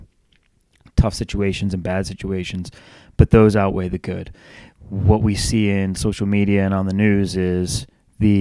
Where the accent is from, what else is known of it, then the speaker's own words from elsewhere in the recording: Northeast, United States; now in Charlotte, United States; I grew up in the Northeast